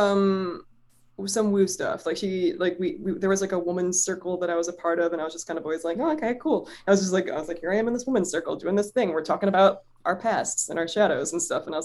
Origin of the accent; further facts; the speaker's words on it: Cleveland, Ohio, United States; I'm from Cleveland and I sing in bars sometimes in a band.